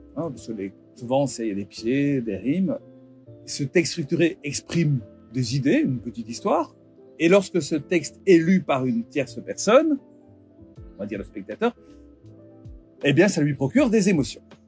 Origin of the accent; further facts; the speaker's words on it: Belgium; je suis belge